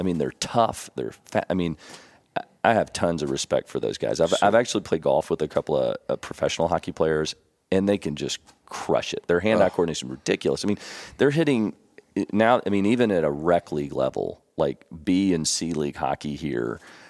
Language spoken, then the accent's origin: English; San Antonio, Texas, United States; born there; I was born in Texas at Lackland Air Force Base in San Antonio. And I had a lot of family in Houston and Dallas.